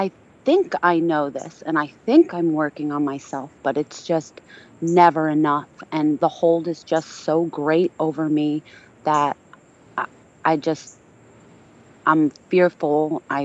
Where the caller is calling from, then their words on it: Pennsylvania, United States; I'm calling from Pennsylvania.